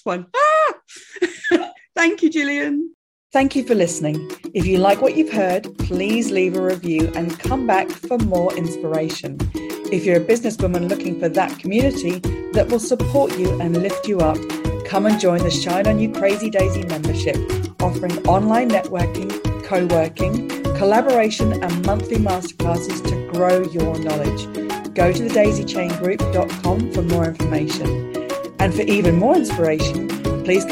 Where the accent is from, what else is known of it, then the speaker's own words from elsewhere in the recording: England, United Kingdom; I'm very English